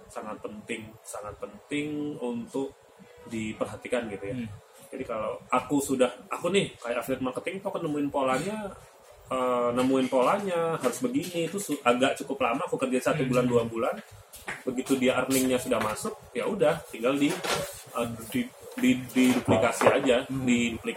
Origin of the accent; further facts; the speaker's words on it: Palembang, South Sumatra, Indonesia; now in Solo, Indonesia; jadi saya asli Palembang tapi sekarang lagi Solo tinggal di Solo